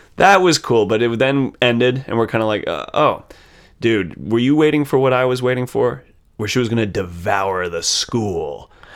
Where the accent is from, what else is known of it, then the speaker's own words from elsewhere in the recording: United States; being raised American